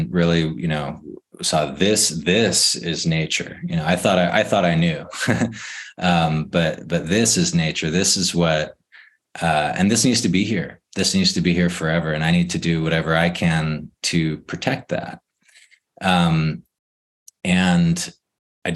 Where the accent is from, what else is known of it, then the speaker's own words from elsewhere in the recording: San Diego, California, United States; I grew up in San Diego